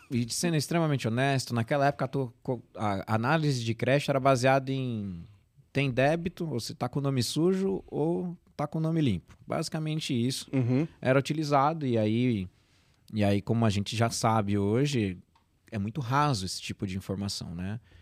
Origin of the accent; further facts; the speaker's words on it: São Paulo, Brazil; nasci aqui em São Paulo mesmo